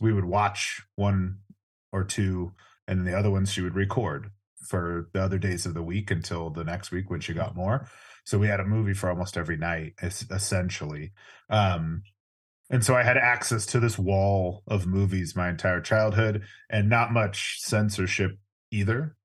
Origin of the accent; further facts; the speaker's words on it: Orange County, California, United States; I grew up in Orange County, California